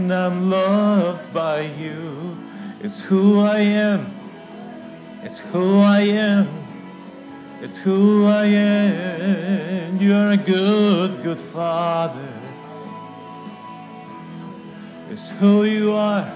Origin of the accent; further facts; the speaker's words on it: Guatemala; I was born in Guatemala